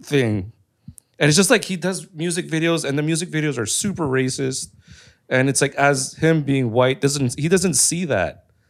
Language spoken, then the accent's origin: English; Canada; I'm Canadian, but I'm not, like, white. Like, my culture is not that. I'm Cambodian.